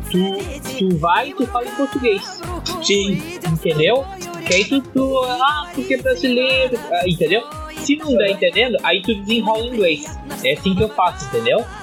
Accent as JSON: {"language": "Portuguese", "country": "Brazil", "said": "eu sou brasileiro"}